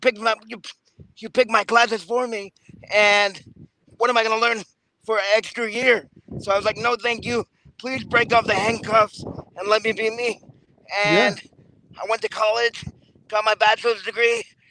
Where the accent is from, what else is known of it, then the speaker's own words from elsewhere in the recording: New York, United States; I was born in New York, the same hospital as Donald Trump, but believe it or not, Elmhurst Hospital